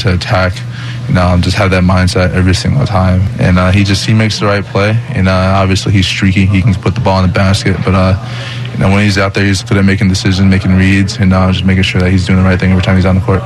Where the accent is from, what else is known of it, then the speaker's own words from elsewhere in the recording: Long Island, New York, United States; I was from Long Island